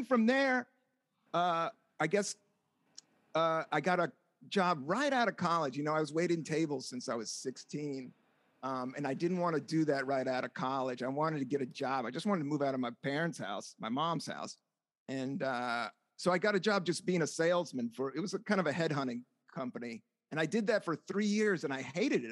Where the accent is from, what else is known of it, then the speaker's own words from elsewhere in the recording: Washington, District of Columbia, United States; moved away as an adult; also born or lived in Buena Vista, Virginia / San Francisco; now in Brooklyn, United States; Originally from Washington, DC. I grew up right on Capitol Hill, and then we moved down south, and then I lived in DC and lived in a small, like, southern town called Buena Vista, Virginia